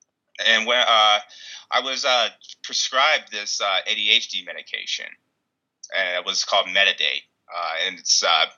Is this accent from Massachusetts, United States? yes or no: no; Ohio, United States; also born or lived in Kimball, Nebraska; I'm originally from Ohio, my dad was a chemist, and he got laid off, and so we ended up moving to Kimball, Nebraska, which I lived in a city, and then I moved to a really small town